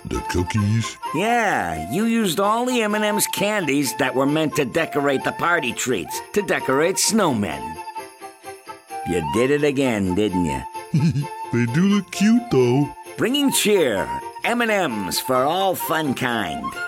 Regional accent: outside of Baltimore, Maryland, United States; I grew up in outside of Baltimore

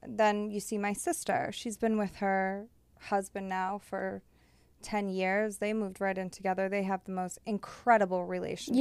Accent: Massachusetts, United States; now in Los Angeles, United States; I'm from Massachusetts

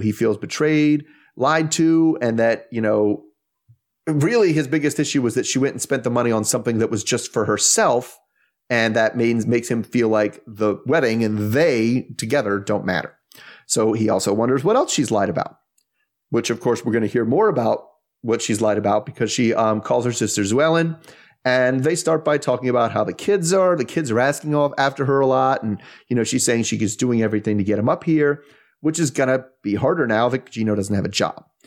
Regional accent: the East, East Coast, United States; I'm from the East

